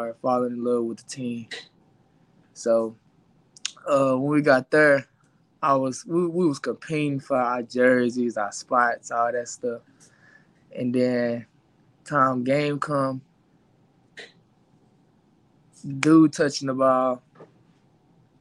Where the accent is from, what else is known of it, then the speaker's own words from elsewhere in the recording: Dallas, Texas, United States; also born or lived in Duncanville, Texas; I grew up in the Oak Cliff area